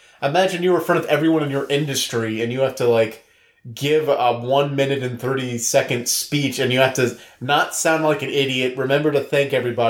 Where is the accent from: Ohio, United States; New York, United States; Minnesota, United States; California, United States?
New York, United States; I was born and raised in New York.